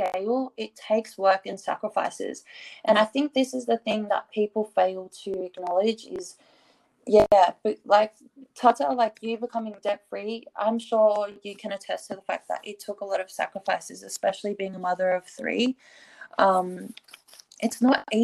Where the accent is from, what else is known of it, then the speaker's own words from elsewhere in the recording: Australia; I'm from Australia